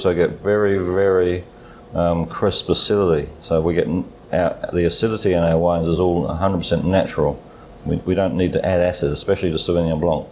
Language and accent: English; Adelaide, South Australia, Australia; moved away as an adult; now in New Zealand; I was brought up in Adelaide in South Australia